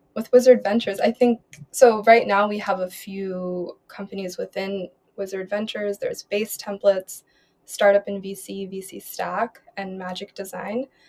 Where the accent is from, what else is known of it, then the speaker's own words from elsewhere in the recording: Philadelphia, Pennsylvania, United States; moved away as an adult; now in Berlin, Germany; born and raised in Philadelphia